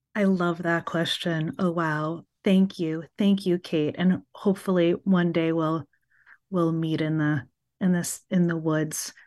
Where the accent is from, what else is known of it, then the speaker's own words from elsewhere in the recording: New York City, New York, United States; As a child growing up in Brooklyn